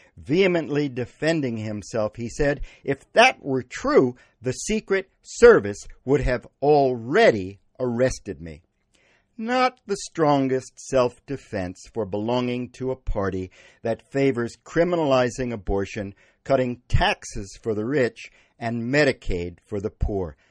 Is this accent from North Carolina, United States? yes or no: no; Wellfleet, Massachusetts, United States; My hometown of Wellfleet